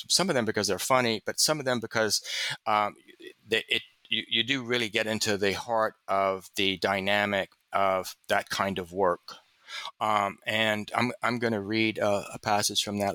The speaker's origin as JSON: {"language": "English", "region": "the South", "country": "United States", "said": "I'm a reader from the South"}